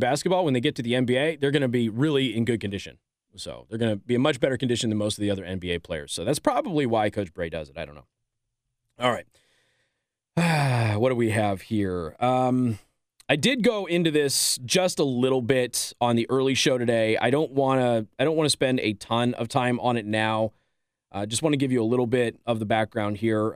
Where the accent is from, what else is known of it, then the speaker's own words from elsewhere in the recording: Las Vegas, Nevada, United States; I'm from Vegas